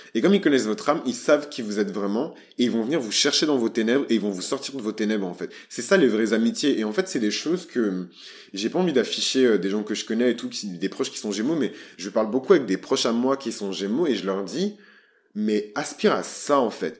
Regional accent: Bordeaux, Nouvelle-Aquitaine, France; je suis bordelais, je suis fier d'être bordelais, je, je suis bordelais

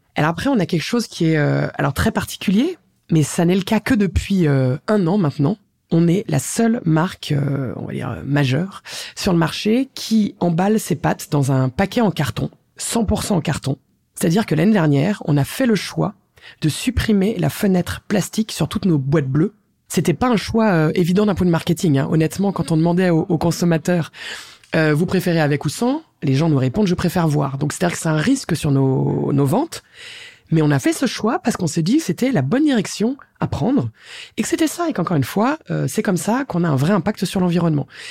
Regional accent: France; je suis française

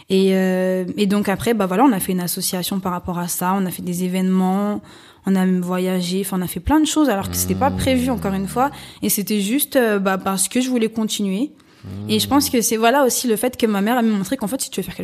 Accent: Ris-Orangis, Île-de-France, France; Ouais, parce que je suis de Rissorangis.

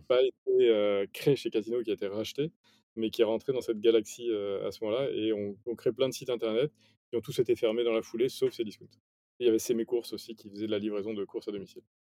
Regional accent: Paris, Île-de-France, France; also born or lived in Nice / Mexico / Chile; j'ai grandi à Paris, autour de Paris

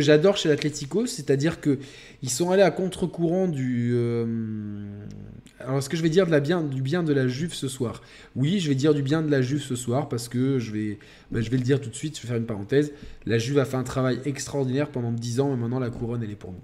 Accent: France; nous déjà en tant que Français

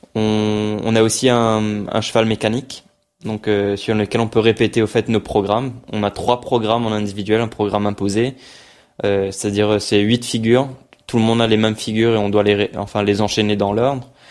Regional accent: Mauritius; now in France; pour l'île Maurice c'était vraiment une fierté pour moi pour mon pays

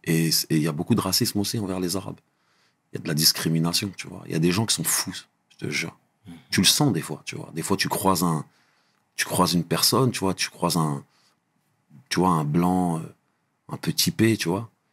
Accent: Trappes, Île-de-France, France; moved away as an adult; also born or lived in Guyancourt / Saint-Maur-des-Fossés; now in United States; je suis un Doukali, j'ai grandi à Trappes

